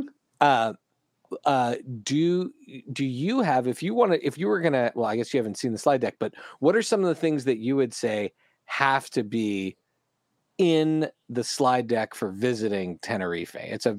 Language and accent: English; United States; because I'm American, not European sized